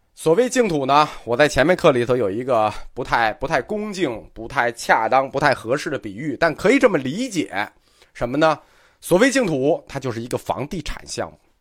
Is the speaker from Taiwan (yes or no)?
no; China; 我们中国人特别重视的是谁的本愿